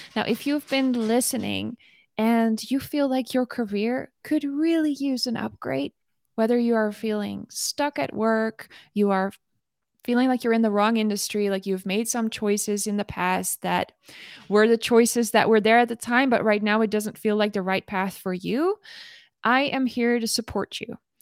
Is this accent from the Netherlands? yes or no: yes; Netherlands; moved away as an adult; now in United States; coming here as a Dutch woman.